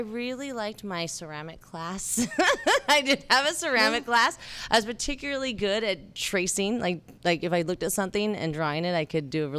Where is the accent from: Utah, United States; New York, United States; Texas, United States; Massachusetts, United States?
Utah, United States; St. George; I was raised in St. George, Utah, which is a small town, southern Utah, and I was raised Mormon.